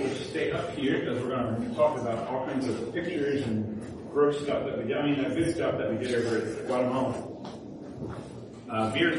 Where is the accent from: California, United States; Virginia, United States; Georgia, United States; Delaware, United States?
Delaware, United States; Smyrna; also born or lived in Maryland / Vermont; So I grew up in Smyrna, Delaware. This is a small town. Smyrna wasn't a small town, but anyway, Smyrna, Delaware, and then he led me to Maryland